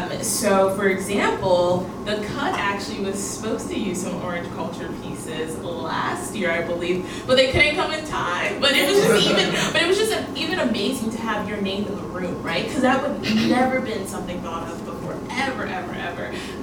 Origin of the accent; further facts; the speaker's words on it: Ghana; I'm Ghanaian, so I try to help as much with the West African storytelling as possible.